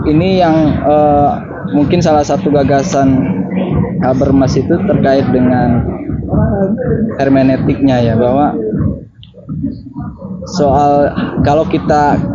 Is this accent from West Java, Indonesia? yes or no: yes; West Java, Indonesia; saya orang Sunda tapi dengan orang Jerman misalkan